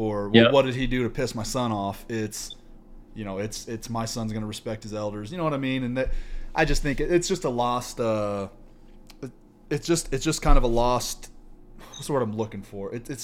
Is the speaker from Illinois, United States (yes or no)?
no; Savannah, Missouri, United States; now in Utah, United States; I'm from the Midwest, right? And I always tell people I'm from Kansas City, because right now I live in Utah, which I hate. But I tell everybody I'm from Kansas City, just because nobody knows where Savannah, Missouri is. It's 4,000 people